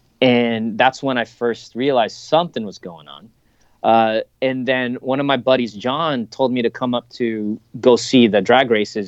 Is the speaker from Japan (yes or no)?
yes; Japan; those kinds of things I grew up with in Japan. And I remember watching those as a kid